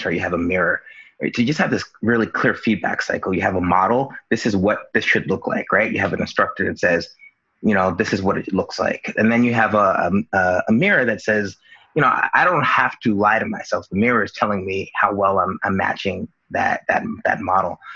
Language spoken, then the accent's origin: English; Union, New Jersey, United States; I grew up in Union, New Jersey, which is a town here